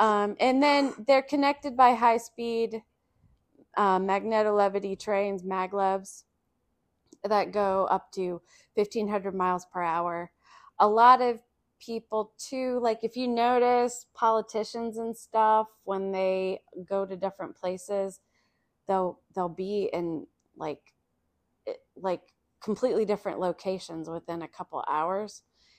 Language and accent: English; Columbus, Ohio, United States; I grew up in Columbus, Ohio. There's no subway there.